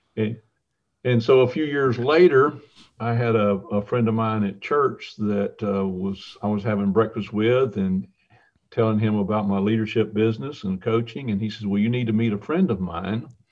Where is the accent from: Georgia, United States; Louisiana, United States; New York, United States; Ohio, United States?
Georgia, United States; Tucker; I grew up in Tucker, Georgia